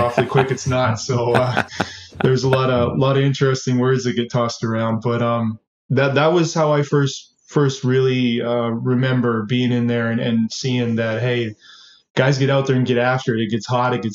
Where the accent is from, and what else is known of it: Edmonton, Alberta, Canada; born or raised there; also born or lived in Twin Cities, Minnesota, United States